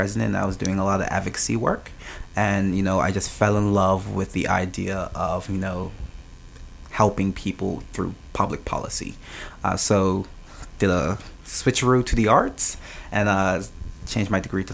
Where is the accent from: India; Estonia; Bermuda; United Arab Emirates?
Bermuda; Smith's; moved away as an adult; now in Saint John, Canada; I'm originally from Smith's, Bermuda